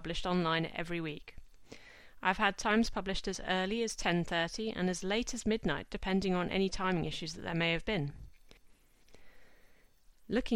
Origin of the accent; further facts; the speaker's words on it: Exeter, South West England, United Kingdom; moved away; my husband and I were both from Exeter.